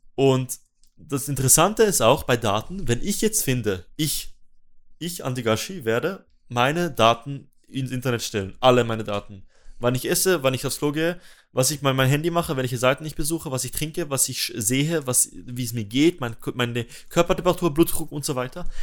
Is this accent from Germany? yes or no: no; Switzerland; dass ich als Schweizer